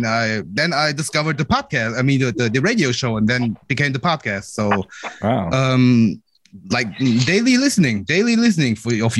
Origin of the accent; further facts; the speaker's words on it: Germany; I'm from Germany. First time, long time.